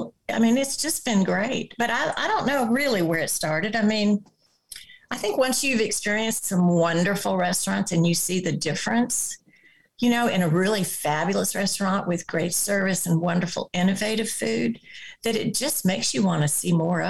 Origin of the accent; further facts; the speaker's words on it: the South, United States; also born or lived in overseas; And then, of course, I'm from the South and my grandmother and several of my aunts and cousins are wonderful cooks.